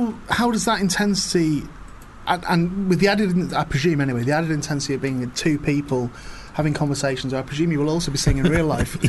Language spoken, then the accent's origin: English; the Northwest, North West England, United Kingdom; because I was from the Northwest.